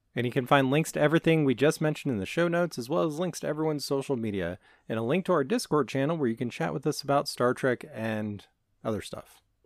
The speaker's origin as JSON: {"language": "English", "town": "Las Vegas", "region": "Nevada", "country": "United States", "tie": "born or raised there", "moved": "yes", "said": "I grew up in Vegas. My family lives out there"}